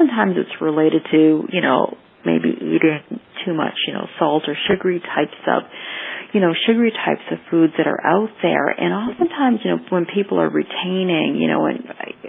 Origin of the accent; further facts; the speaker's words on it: Canada; moved away as an adult; now in Florida, United States; growing up in Canada where we tend not to have as much sun, and then I moved down to Florida